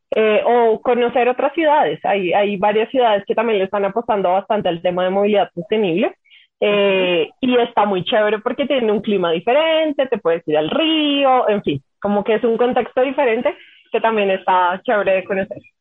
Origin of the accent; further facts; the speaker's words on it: Bogotá, Colombia; somos bogotanos